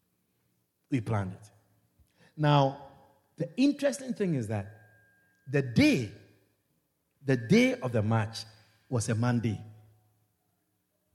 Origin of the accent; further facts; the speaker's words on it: Ghana; moved away as an adult; now in Guyana; from where I was born in Ghana, West Africa